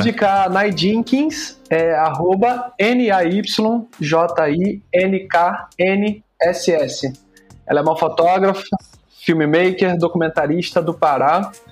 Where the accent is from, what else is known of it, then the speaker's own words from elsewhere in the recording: Rio de Janeiro, Brazil; Eu sou da Zona Norte aqui do Rio de Janeiro